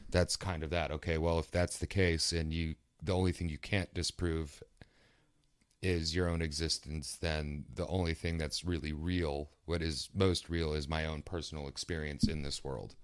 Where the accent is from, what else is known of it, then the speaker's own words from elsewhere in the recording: East Coast, West Virginia, United States; I'm from East Coast, West Virginia